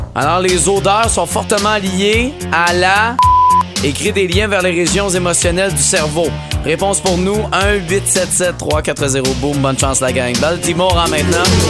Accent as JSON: {"language": "French", "area": "Montérégie", "region": "Quebec", "country": "Canada", "said": "chez nous au Québec, chez nous en Montérégie"}